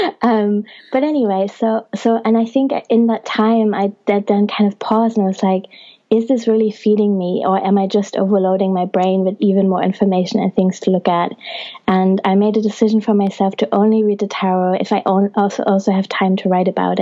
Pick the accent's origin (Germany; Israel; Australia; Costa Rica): Germany; now in England; I was born in Germany and have also have Italian ancestry